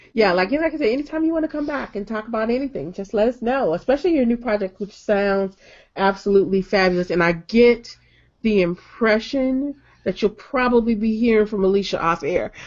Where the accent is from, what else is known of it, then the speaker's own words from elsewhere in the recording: Detroit, Michigan, United States; I'm from Detroit